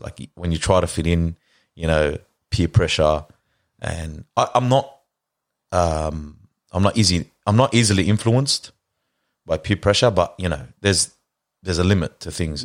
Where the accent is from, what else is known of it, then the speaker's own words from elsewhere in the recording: Lebanon; also born or lived in Australia; moved overseas to Lebanon. In ninety-two, went to school there.